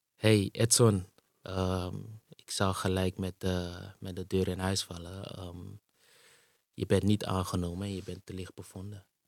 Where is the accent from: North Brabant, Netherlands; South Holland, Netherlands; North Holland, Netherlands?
North Holland, Netherlands; Amsterdam; also born or lived in Suriname; ik ben in Suriname geboren. En op een gegeven moment eh, in 89, op zesjarige leeftijd, hier naartoe verhuisd, naar Nederland en ehm, in Amsterdam terechtgekomen.